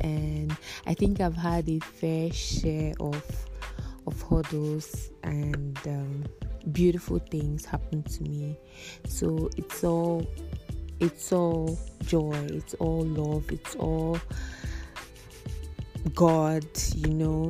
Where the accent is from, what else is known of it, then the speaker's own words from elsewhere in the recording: Abia, Nigeria; now in Abakaliki, Nigeria; I live in Abakiliki, Ebonyi State, and I'm from Abia State